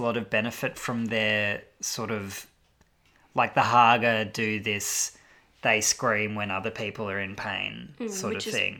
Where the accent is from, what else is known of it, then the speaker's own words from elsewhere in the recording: Australia; to me as an Australian